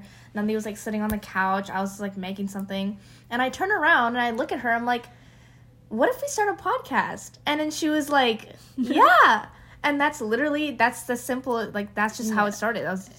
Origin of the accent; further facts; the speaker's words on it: California, United States; also born or lived in West Lafayette, Indiana; I'm from California. I've lived there my whole life.